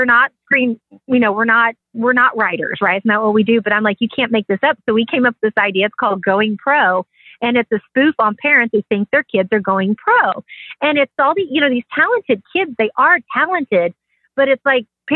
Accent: Kansas City, Kansas, United States; born or raised there

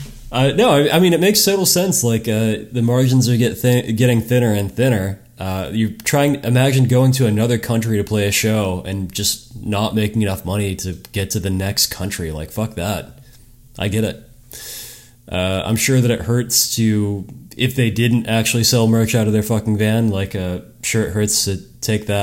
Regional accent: United States; I'm American

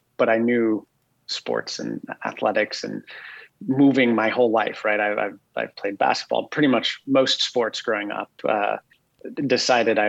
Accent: Boulder, Colorado, United States; moved away as an adult; now in Austin, United States; I'm actually, I'm from Colorado. I grew up in Boulder

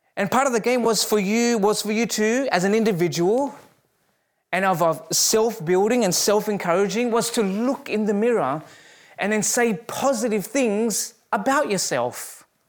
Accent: Australia; moved away as an adult; now in Canada; as an Australian

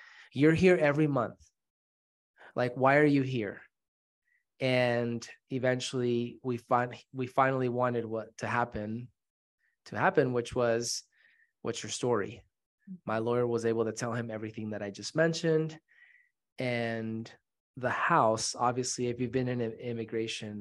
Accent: Brigham City, Utah, United States; also born or lived in Mexico City, Mexico; Grew up in Mexico City, was born there at the age of 6. My mom remarried and we went from the metropolis of Mexico City to the metropolis of Brigham City, Utah. Super small town in Utah. And that is where I grew up

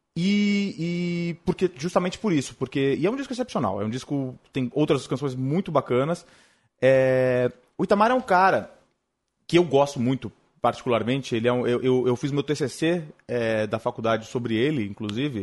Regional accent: São Paulo, Brazil; lá na zona leste, de onde eu venho

